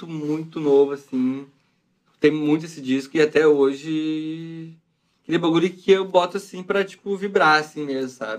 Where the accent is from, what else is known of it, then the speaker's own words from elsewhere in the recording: Brazil; A gente é brasileiro